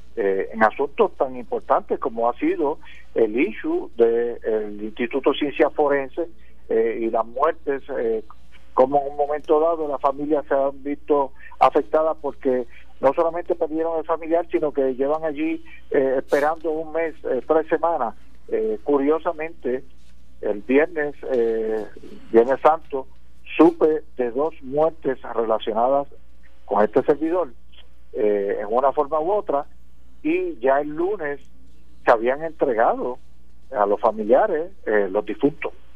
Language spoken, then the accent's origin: Spanish; Puerto Rico